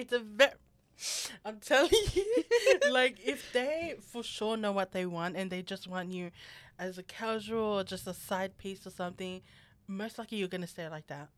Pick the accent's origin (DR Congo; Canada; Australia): Australia; us Australians